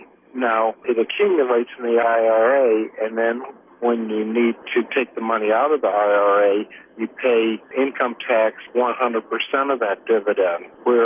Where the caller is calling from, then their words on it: Sacramento, California, United States; I'm calling from Sacramento.